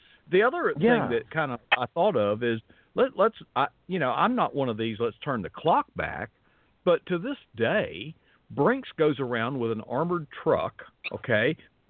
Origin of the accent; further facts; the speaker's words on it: Florida, United States; Yeah, I'm from Florida.